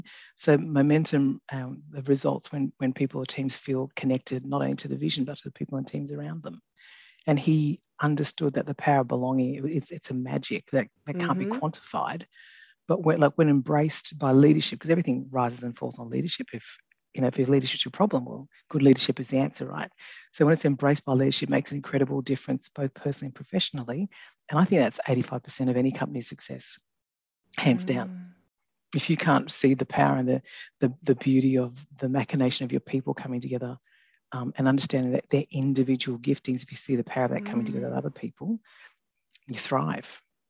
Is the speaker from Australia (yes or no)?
yes; Australia; also born or lived in New Guinea; So, yeah, and raised in Australia and very, very unapologetically loud and proud Aussie.